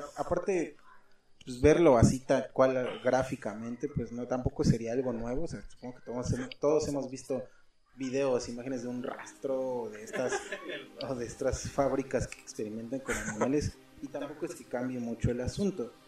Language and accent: Spanish; Mexico